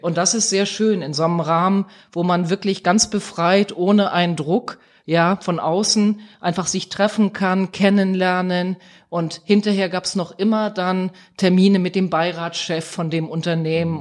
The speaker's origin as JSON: {"language": "German", "town": "Eckernförde", "region": "Schleswig-Holstein", "country": "Germany", "tie": "born or raised there", "also_born_or_lived": "Essen", "moved": "yes", "said": "in Eckernförde da ein bestimmtes Gebäude, das ist in meiner Heimat, das liegt an der Ostseeküste"}